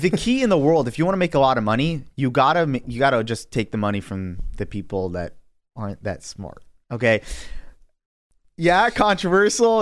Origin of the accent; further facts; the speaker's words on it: New York City, New York, United States; now in Long Island, United States; I grew up in Queens